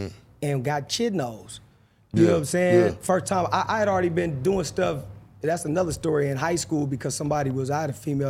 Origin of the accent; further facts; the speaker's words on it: Los Angeles, California, United States; I came from South Central